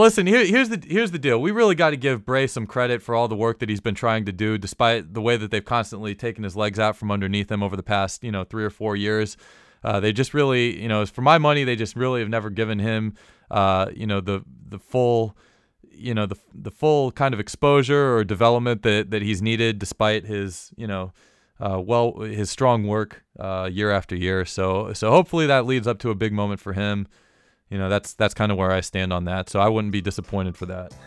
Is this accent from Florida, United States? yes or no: yes; Florida, United States; growing up in Florida